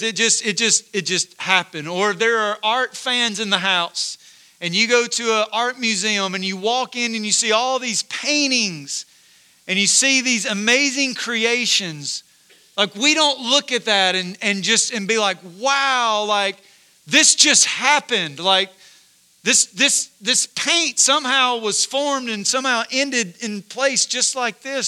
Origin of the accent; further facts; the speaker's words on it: Corinth, United States; I grew up in Corinth, so not far from here